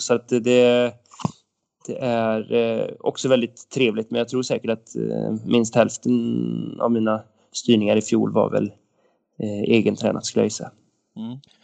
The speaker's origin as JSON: {"language": "Swedish", "town": "Åmål", "region": "Västra Götaland", "country": "Sweden", "tie": "born or raised there", "moved": "yes", "lives_now": "Romme, Sweden", "said": "Jag växte upp i Åmål"}